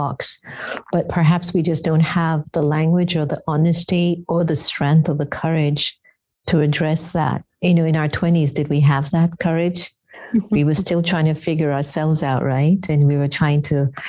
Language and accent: English; United States; me being half Indian, half African and raised here